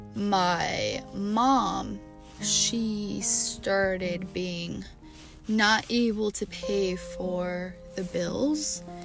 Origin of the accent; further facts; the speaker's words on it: Chicago, Illinois, United States; growing up in Chicago